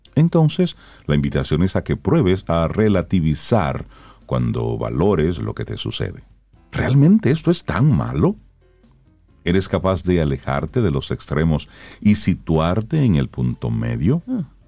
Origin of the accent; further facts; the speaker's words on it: Salcedo, Hermanas Mirabal, Dominican Republic; el carnaval de Salcedo, que es el que yo más conozco porque es de mi pueblo